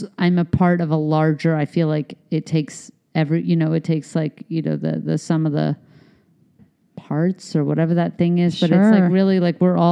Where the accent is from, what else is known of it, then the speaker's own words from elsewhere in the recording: Canada; also born or lived in United States; I'm Canadian and American